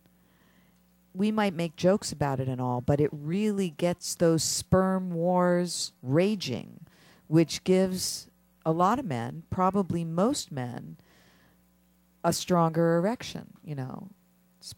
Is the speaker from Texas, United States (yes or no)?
no; Philadelphia, Pennsylvania, United States; I am from Philadelphia.